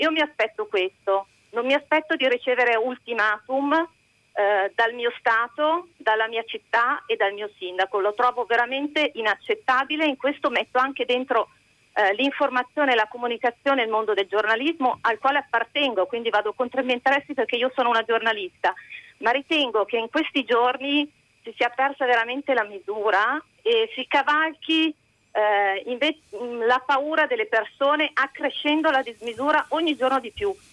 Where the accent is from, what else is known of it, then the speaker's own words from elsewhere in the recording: Milan, Lombardy, Italy; sono, sono milanese